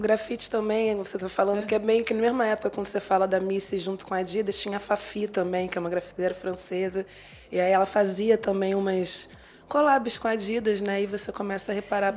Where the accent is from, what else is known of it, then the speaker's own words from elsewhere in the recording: Rio de Janeiro, Brazil; now in São Paulo, Brazil; Eu sou carioca, estou em São Paulo agora